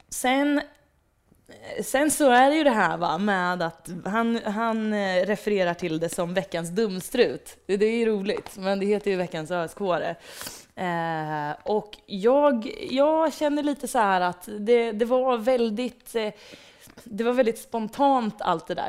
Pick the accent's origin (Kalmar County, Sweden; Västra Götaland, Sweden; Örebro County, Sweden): Örebro County, Sweden; Degerfors; jag växte upp i Degerfors.